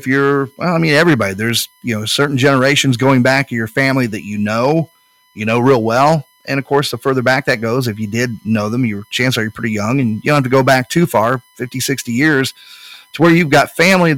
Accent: Speedway, Indiana, United States; I grew up in Speedway.

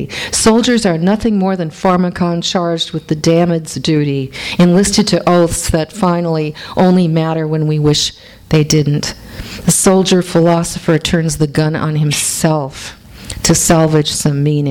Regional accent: St. Paul, Minnesota, United States; I was born in St. Paul, Minnesota

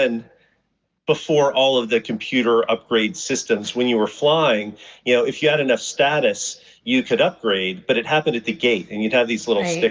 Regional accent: Columbus, Georgia, United States; moved away as an adult; also born or lived in Houston, Texas / Chicago / Atlanta; I'm from Columbus, Georgia

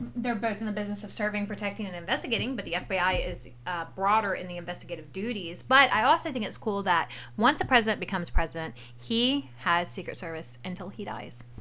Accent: the South, United States; I was raised in the South

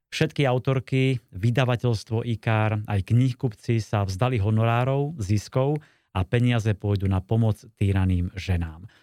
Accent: Slovakia; u nás na Kopaniciach

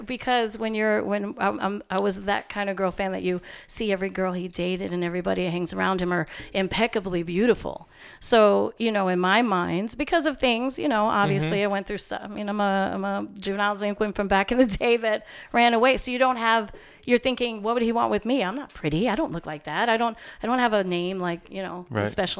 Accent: Queens, New York, United States; You're like, I'm this girl from Queens, and what does … want with me?

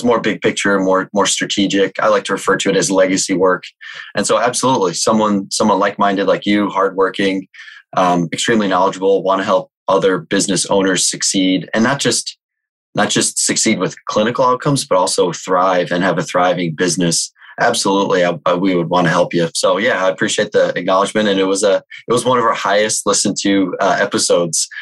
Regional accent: Chicago, Illinois, United States; I'm from the Chicagoland area

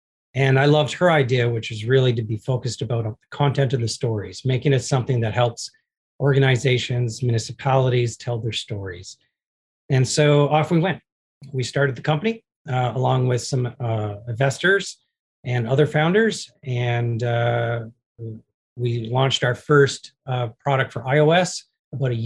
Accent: Canada; I'm a Canadian and I'm proud to be Canadian

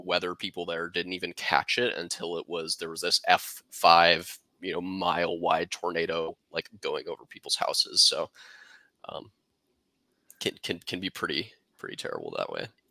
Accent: Kansas City, United States; I'm from Kansas City

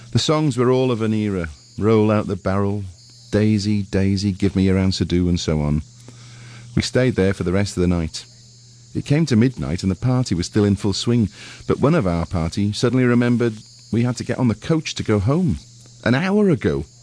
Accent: Welsh, Wales, United Kingdom; I've never learnt the words to … mainly because I'm Welsh.

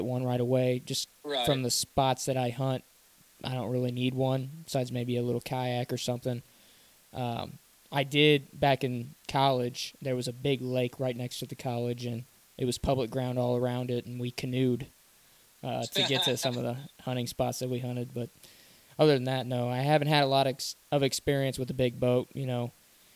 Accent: Missouri, United States; we're from Missouri

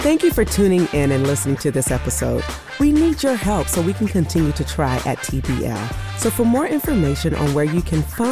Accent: Augusta, Georgia, United States; I'm from Augusta, Georgia.

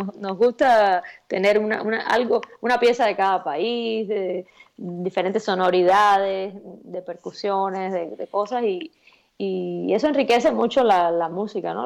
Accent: Cuba; accent: Cuban; moved away; muy orgullosa de de donde quiera que me paro, pues decir que soy cubana

